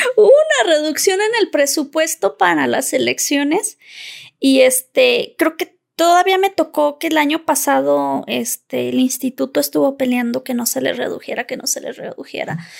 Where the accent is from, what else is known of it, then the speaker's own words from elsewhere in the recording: Zacatecas, Mexico; yo soy originaria de Zacatecas